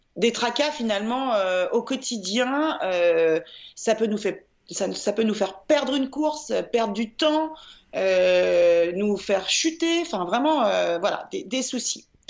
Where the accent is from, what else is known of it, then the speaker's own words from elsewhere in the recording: Lyon, Auvergne-Rhône-Alpes, France; je suis lyonnaise